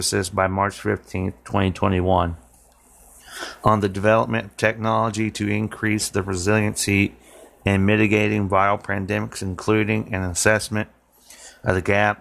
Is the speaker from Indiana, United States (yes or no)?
yes; Martinsville, Indiana, United States; here in my hometown of Martinsville, Indiana